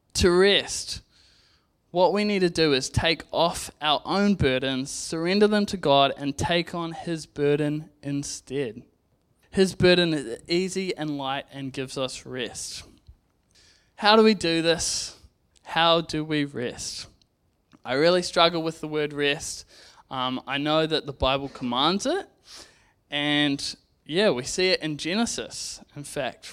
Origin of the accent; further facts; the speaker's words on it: Zambia; now in New Zealand; I grew up in Zambia